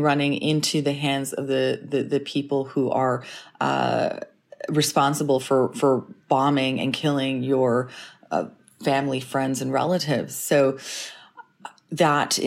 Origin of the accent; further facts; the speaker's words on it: Canada; also born or lived in Ukraine; now in London, United Kingdom; I'm Ukrainian Canadian